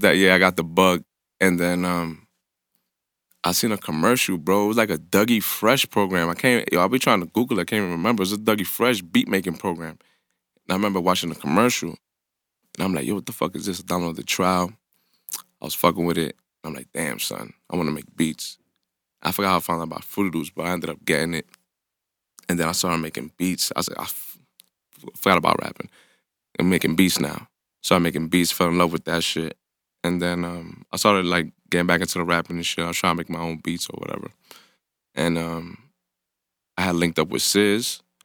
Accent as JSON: {"language": "English", "town": "New York City", "region": "New York", "country": "United States", "tie": "born or raised there", "said": "I grew up in the Bronx"}